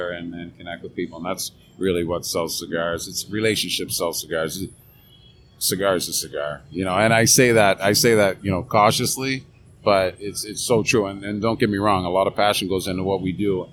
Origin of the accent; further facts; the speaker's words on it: Canada; moved away as an adult; also born or lived in Fredericton / Turks and Caicos / Dominican Republic; growing up in Canada, playing hockey, policing